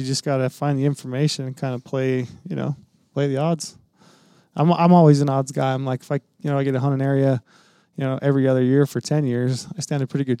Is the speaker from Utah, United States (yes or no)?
yes; southern Utah, United States; I grew up in southern Utah.